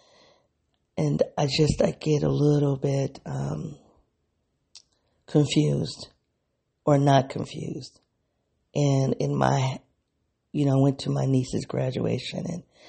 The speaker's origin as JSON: {"language": "English", "region": "the North", "country": "United States", "also_born_or_lived": "the South (United States)", "accent": "Black English", "first_language": "Black English", "said": "I am from the North"}